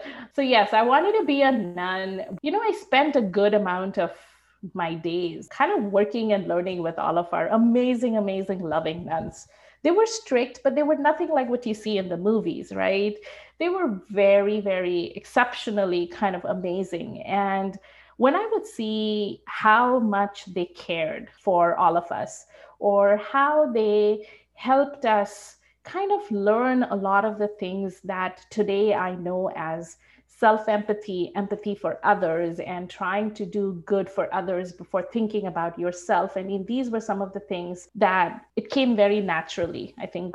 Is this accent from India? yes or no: yes; Shillong, Meghalaya, India; now in Vancouver, Canada; I grew up in India.